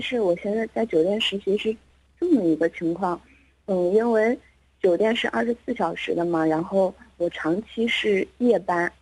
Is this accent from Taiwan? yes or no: no; Northeast China, China; now in Hangzhou, China; 咱们东北的